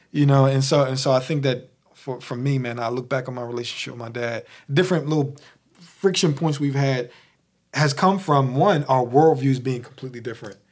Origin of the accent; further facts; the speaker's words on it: Philadelphia, Pennsylvania, United States; I'm from Philly